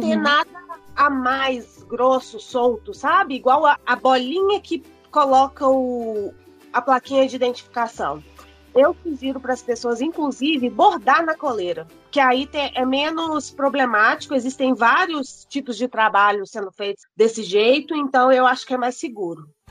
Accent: Belo Horizonte, Minas Gerais, Brazil; Sou daqui de BH, pelo sotaque também não tem como negar.

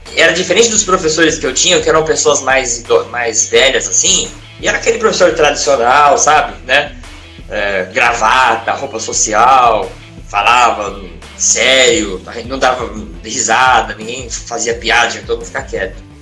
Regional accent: Santos, São Paulo, Brazil; eu nasci em Santos, que é a cidade onde eu moro hoje, hoje aqui no litoral de São Paulo

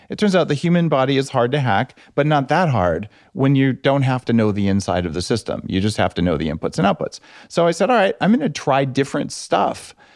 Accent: New Mexico, United States; I grew up in New Mexico

